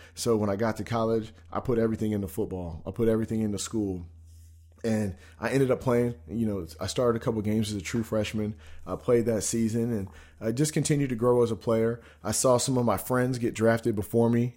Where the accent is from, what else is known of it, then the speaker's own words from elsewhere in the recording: Spokane, Washington, United States; also born or lived in Sacramento, California; I grew up in Spokane, Washington. You know, I was born in Sacramento. We lived there until I was about six.